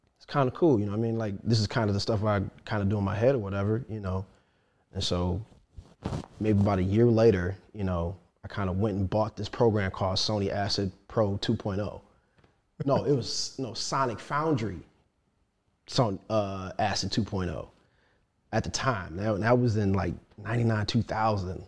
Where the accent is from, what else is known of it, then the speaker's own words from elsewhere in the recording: Chicago, Illinois, United States; also born or lived in Detroit; I went to go live with my mother in Chicago